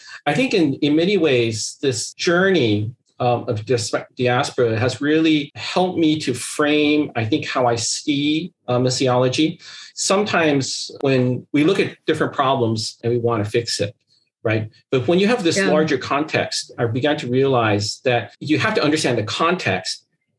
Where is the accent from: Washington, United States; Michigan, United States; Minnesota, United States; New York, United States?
Washington, United States; Seattle; I'm always stuck because I can't give a single answer is like I'm from Seattle.